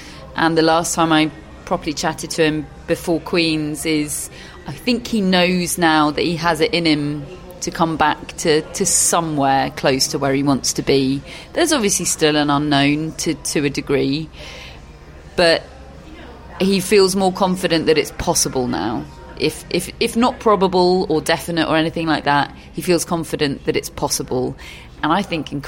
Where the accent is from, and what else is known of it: United Kingdom